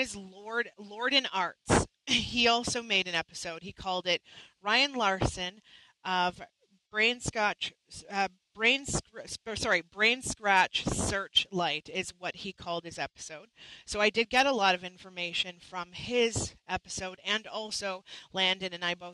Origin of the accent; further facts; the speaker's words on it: Canada; I'm a Canadian. I'm not American